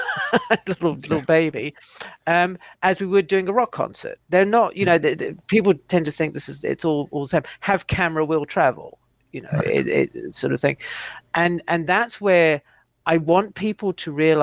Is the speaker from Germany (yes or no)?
no; South Africa; now in United Kingdom; as a youngster growing up in South Africa